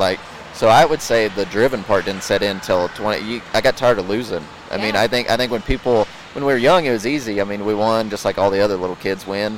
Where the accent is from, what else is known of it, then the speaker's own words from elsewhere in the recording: Yuma, Colorado, United States; now in Morgan Mill, United States; I was raised in Yuma my whole life.